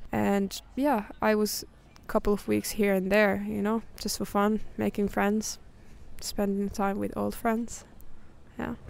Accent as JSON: {"language": "English", "country": "Finland", "also_born_or_lived": "London", "moved": "as an adult", "said": "when I moved away from Finland for the first time"}